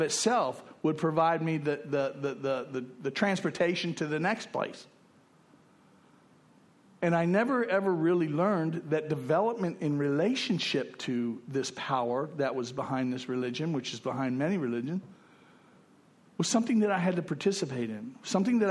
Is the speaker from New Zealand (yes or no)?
no; West Palm Beach, Florida, United States; moved away as an adult; also born or lived in Fort Lauderdale / Texas; I'd been kicked out of my hometown, West Palm Beach.